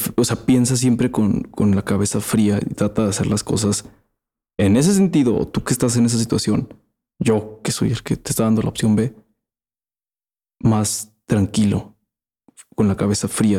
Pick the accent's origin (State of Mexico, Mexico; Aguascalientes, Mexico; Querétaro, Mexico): Aguascalientes, Mexico; somos de Aguascalientes